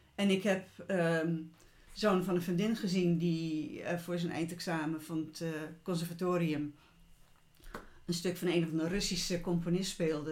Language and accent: Dutch; Utrecht, Netherlands; moved away; de plek waar ik geboren ben en waar we dus een tijd gewoond hebben in Utrecht.